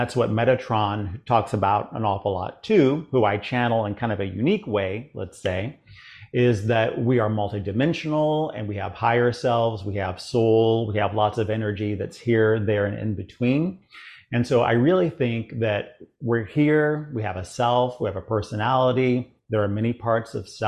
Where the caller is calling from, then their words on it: Chapel Hill, North Carolina, United States; Well, I'm really based out of Florida, but I'm in Chapel Hill, North Carolina right now. I'm working on a few projects here. So calling right now from Chapel Hill, North Carolina.